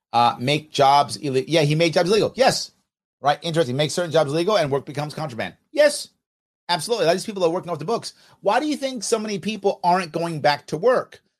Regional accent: New York City, New York, United States; also born or lived in Manhattan; I did grow up in the city. I grew up in the Bronx and a little bit in Manhattan

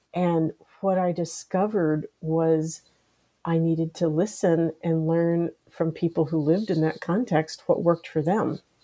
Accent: Washington, District of Columbia, United States; I grew up here in the United States, in the Washington D.C. area

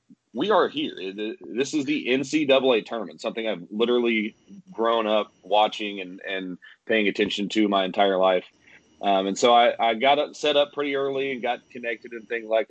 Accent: Tulsa, Oklahoma, United States; I'm from the Tulsa area, had moved away for a little while to call games and kind of work my way up the ladder, and was able to find myself landed back at ORU calling Division I games

